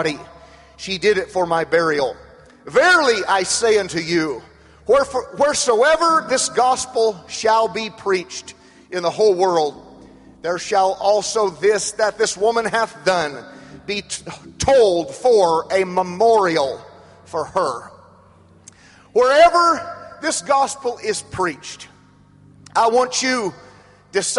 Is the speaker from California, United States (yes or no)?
yes; Madera, California, United States; I was born in Madera, California